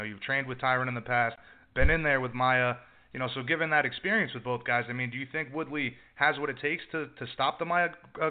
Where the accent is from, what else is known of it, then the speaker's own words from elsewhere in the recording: Ireland; as an Irishman